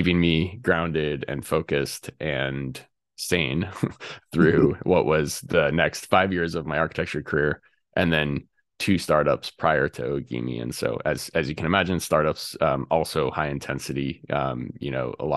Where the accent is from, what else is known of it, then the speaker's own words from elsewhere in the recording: Colorado, United States; I grew up in Colorado, and right, literally my backyard was up against a national forest